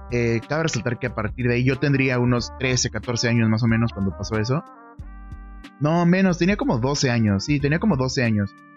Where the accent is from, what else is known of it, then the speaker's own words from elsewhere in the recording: northern Mexico, Mexico; yo soy de México, soy del norte de México